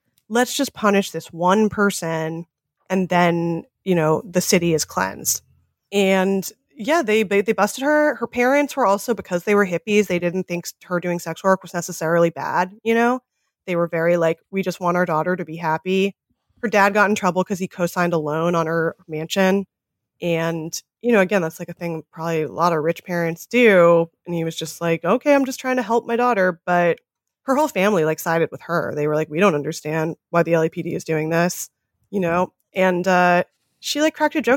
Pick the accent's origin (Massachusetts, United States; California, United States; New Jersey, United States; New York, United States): California, United States; Los Angeles; I'm from the Valley. I'm from North Hollywood, the heart, the cradle of the pornography industry